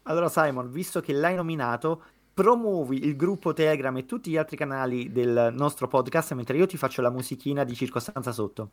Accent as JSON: {"language": "Italian", "town": "Naples", "region": "Campania", "country": "Italy", "said": "io da napoletano"}